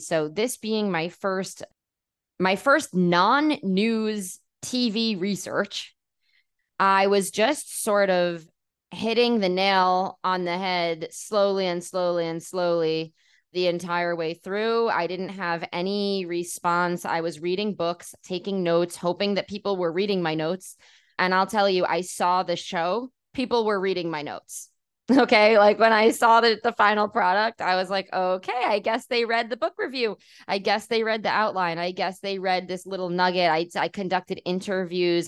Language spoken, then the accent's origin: English; New York City, New York, United States; moved away as an adult; now in Tel Aviv, Israel; growing up in New York City where there's a huge Jewish community